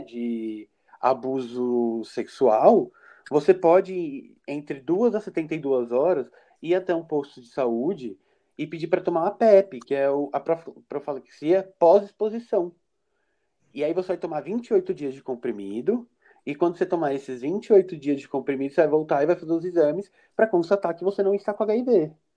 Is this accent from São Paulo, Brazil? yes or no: yes; São Paulo, Brazil; now in Brasília, Brazil; eu moro em Brasília, né? DF, mas eu sou natural de São Paulo, capital.